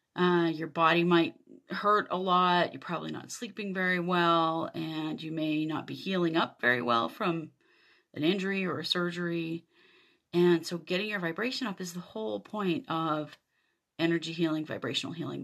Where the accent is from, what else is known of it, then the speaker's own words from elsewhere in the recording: Idaho, United States; I grew up in Idaho in the U S